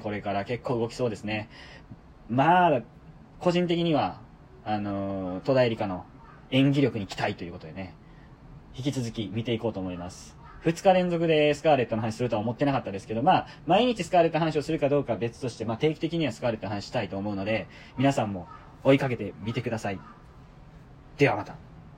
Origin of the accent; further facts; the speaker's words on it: Kansai, Japan; 僕も関西人